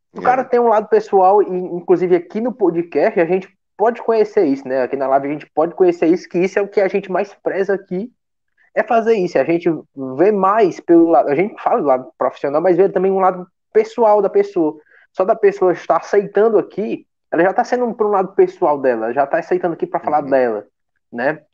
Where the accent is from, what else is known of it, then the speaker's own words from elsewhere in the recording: Pacoti, Ceará, Brazil; eu sou de Pacuti